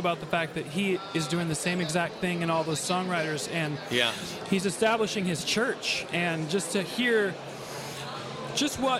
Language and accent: English; Puyallup, Washington, United States; I'm from Puyallup, Washington